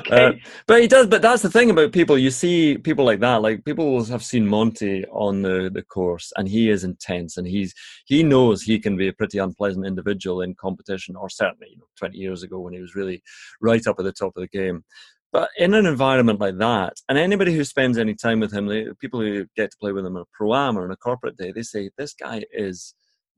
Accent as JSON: {"language": "English", "region": "Scotland", "country": "United Kingdom", "said": "I'm Scottish"}